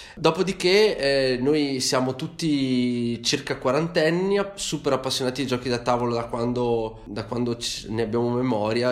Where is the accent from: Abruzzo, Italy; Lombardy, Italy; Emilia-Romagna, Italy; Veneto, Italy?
Veneto, Italy; Vicenza; siamo di Vicenza, abitiamo tutti più o meno nella stessa, nella stessa città